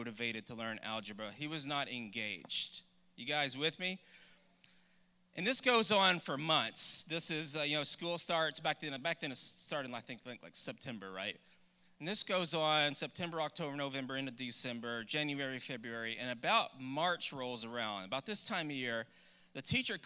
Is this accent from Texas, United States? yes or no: yes; Douglas, Texas, United States; I grew up in Douglas, Texas, which is outside of Nacogdoches